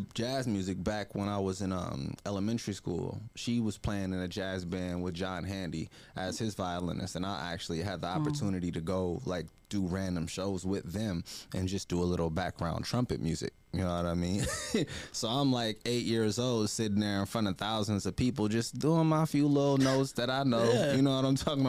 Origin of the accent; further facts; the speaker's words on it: Berkeley, California, United States; moved away as an adult; now in Los Angeles, United States; I'm from Berkeley